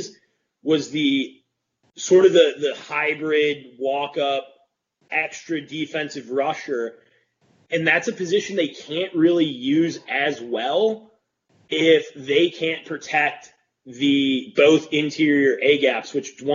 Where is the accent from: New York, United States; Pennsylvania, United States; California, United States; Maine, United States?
New York, United States; Rochester; my hometown brothers